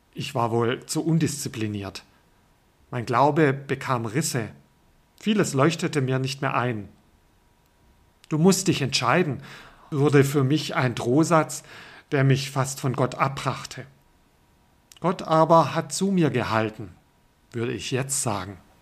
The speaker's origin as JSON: {"language": "German", "region": "Baden-Württemberg", "country": "Germany", "tie": "born or raised there", "said": "Aufgewachsen bin ich im württembergischen Pietismus"}